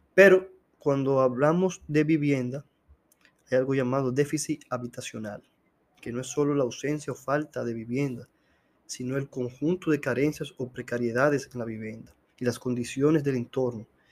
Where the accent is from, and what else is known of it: Dominican Republic